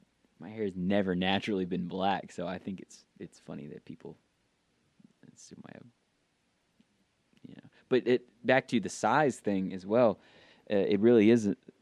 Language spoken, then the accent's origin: English; Georgia, United States; I'm not Southern, like I'm not from the South. I've had that before. They think that I'm not from Georgia just because I don't have a country drawl.